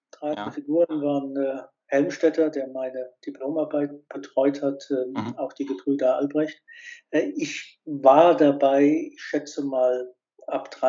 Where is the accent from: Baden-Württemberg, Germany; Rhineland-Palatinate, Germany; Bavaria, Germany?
Rhineland-Palatinate, Germany; Worms; ich bin in Worms äh, aufgewachsen, zur Schule gegangen